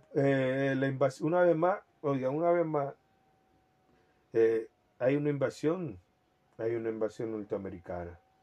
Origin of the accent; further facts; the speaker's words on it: Dominican Republic; soy dominicano